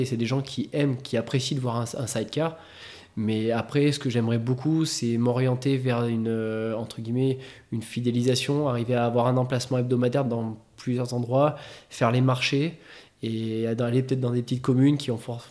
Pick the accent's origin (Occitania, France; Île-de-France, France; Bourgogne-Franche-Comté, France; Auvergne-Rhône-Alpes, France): Auvergne-Rhône-Alpes, France; Clermont-Ferrand; à Clermont, voilà, on est des Auvergnats